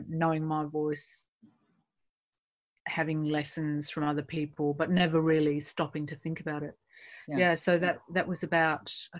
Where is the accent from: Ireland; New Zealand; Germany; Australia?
Australia; Perth, Western Australia; moved away as an adult; also born or lived in New York; now in London, United Kingdom; I grew up in Perth, Western Australia, many moons ago